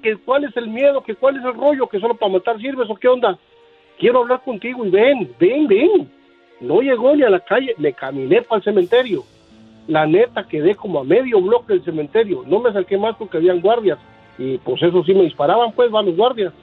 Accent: Guatemala; soy de Guatemala y vivía cerca, como a tres, cuatro bloques del cementerio La Verbena

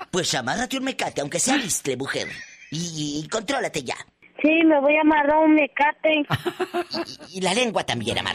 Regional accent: Matamoros, Tamaulipas, Mexico; moved away; en Matamoros, Tamaulipas, en mi tierra.

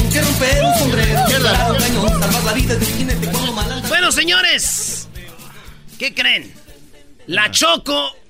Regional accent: Jalisco, Mexico; Ay, de Jalisco. Yo soy de Jalisco.

